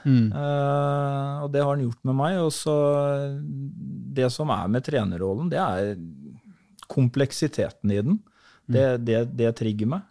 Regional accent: Halden, Østfold, Norway; also born or lived in Sarpsborg; så dro jeg hjem til hjembyen min Halden

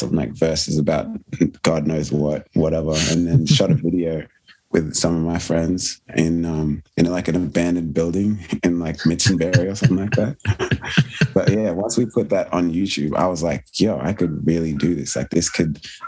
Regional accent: Sydney, New South Wales, Australia; the area I grew up in Sydney, in Blacktown

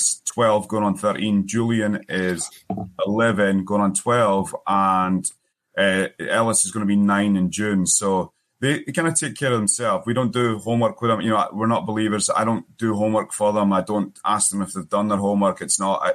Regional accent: Forfar, Scotland, United Kingdom; moved away as an adult; now in United States; So I am originally from Scotland, a small town, as well, we would say a wee town, called Forfar, which is in the northeast. I came here in 2002 as a 21-year-old

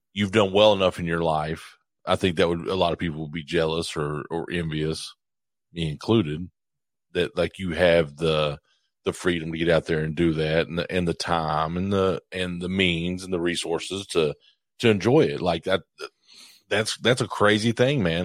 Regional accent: Morehead, Kentucky, United States; I'm from Moorhead.

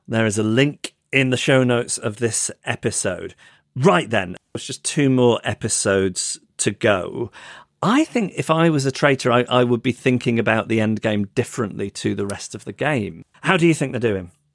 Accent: England, United Kingdom

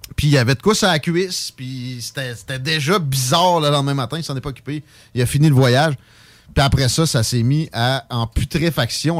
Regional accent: Saint-Nicolas, Quebec, Canada; Je viens de Saint-Nic village.

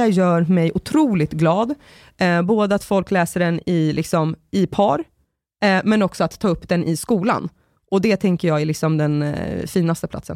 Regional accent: Sorunda, Stockholm County, Sweden; i Sorunda på min gata där jag växte upp

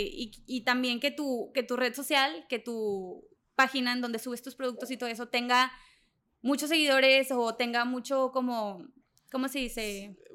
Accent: Allende, Mexico; soy de Allende, de una ciudad súper chiquita donde la gente critica

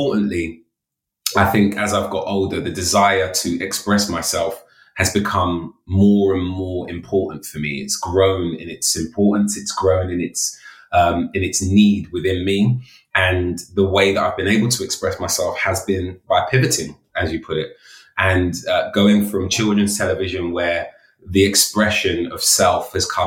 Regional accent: London, United Kingdom; a young man of color growing up in London in the inner city

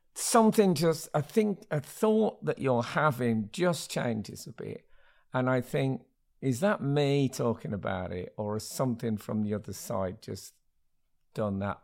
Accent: Smethwick, West Midlands, United Kingdom; when I grew up in Smethwick in the seventies

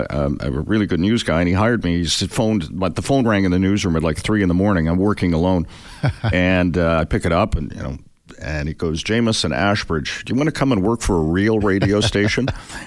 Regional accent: Vancouver, British Columbia, Canada; And got my start in my hometown of Vancouver.

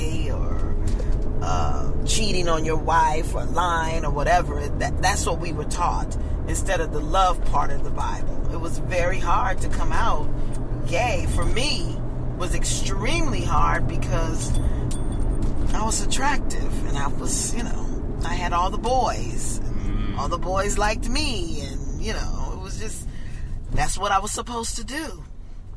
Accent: Compton, California, United States; I grew up in Compton

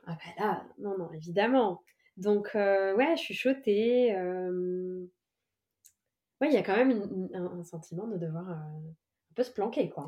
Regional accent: Évry, Île-de-France, France; j'ai passé euh, de 9 à 18 ans dans la ville d'Evry en Essonne

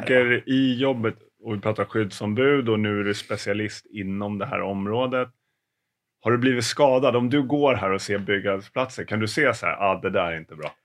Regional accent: Stockholm, Stockholm County, Sweden; jag har ju ingen dialekt, eh, som stockholmare

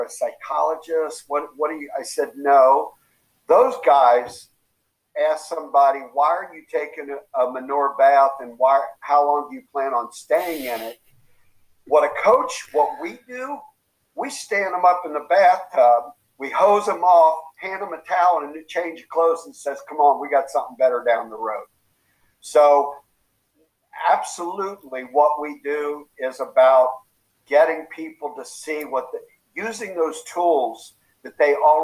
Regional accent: Kentucky, United States; accent: Southern twang; moved away as an adult; also born or lived in Tennessee / California / Iowa / Illinois; now in Chicago, United States; I grew up in Kentucky. Graduated from the University of Tennessee, so I have a bit of that Southern twang in me

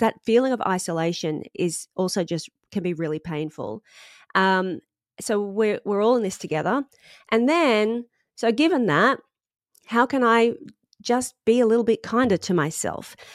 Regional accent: Sunshine Coast, Queensland, Australia; moved away as an adult; now in London, United Kingdom; I'm from the Sunshine Coast

